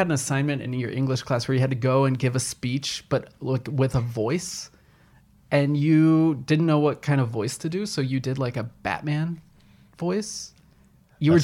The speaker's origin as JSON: {"language": "English", "area": "near Charlottesville", "region": "Virginia", "country": "United States", "tie": "born or raised there", "said": "I grew up like near Charlottesville, Virginia"}